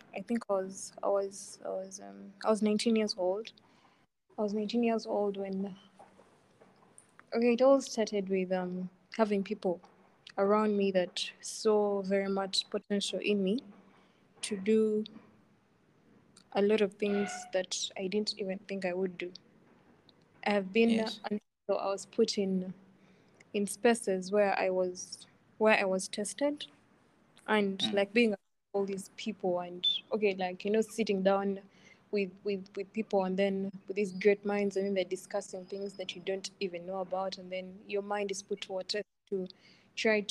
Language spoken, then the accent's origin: English; Iganga, Eastern Region, Uganda; I come from Iganga